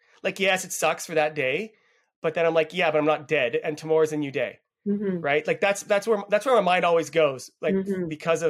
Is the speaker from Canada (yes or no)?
yes; Canada; born there; also born or lived in Israel; I was born in Canada, but I lived about 20 years in Israel.